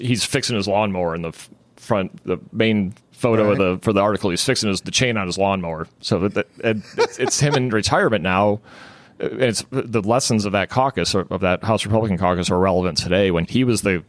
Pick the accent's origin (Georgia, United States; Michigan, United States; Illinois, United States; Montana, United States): Illinois, United States; Chicago; I'm from the South Side of Chicago.